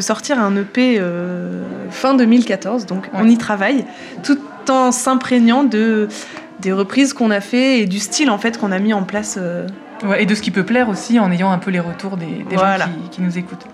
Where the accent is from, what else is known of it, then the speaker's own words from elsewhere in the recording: Clermont-Ferrand, Auvergne-Rhône-Alpes, France; nous sommes deux sœurs, nous venons de Clermont-Ferrand